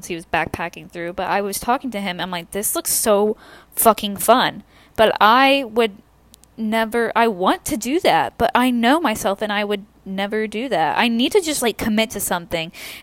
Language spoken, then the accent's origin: English; the South, United States; I'm from the South